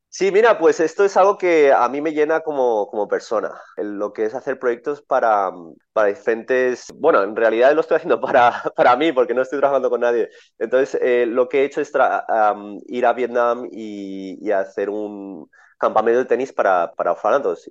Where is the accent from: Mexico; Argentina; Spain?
Spain; yo nací en España, mi familia es de Colombia mi padre se mudó a España